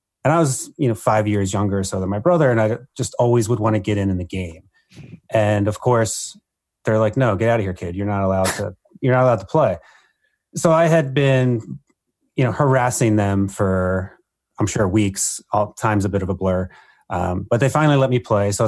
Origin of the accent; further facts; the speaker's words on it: New Jersey, United States; moved away as an adult; also born or lived in Iowa / Texas; now in Minnesota, United States; I had originally been exposed to the game as a young child growing up in New Jersey